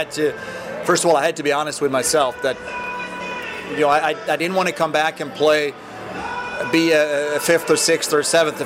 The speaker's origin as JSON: {"language": "English", "country": "Sweden", "tie": "born or raised there", "moved": "as an adult", "said": "growing up in Sweden"}